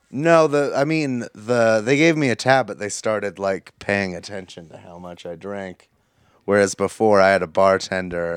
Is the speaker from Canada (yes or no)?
no; United States